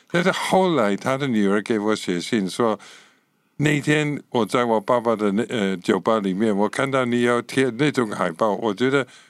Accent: Scotland, United Kingdom; Chinese is a second language; moved away as an adult; now in Taiwan; 我是英国人哈，呃，其实是苏格兰人，所以可以说是英国人。 不能说我是英格兰人，哦。就是我是苏格兰人，就是英国的北部。一九六九年来到台湾，就是民国五十八年，然后在那个时候在这里十年，然后走了，然后这次回来十六年了

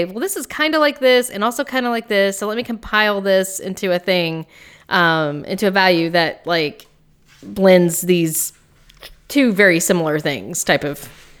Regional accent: Appalachia, United States; I am Appalachian.

